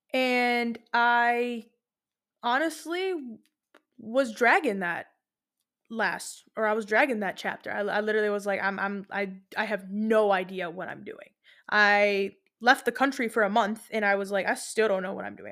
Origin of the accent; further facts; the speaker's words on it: Lebanon; moved away; I went to Lebanon. I have family there. I'm from Lebanon